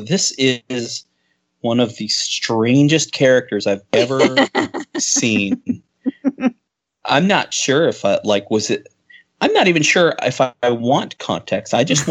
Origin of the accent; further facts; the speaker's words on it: United States; we call it soccer here in the old America.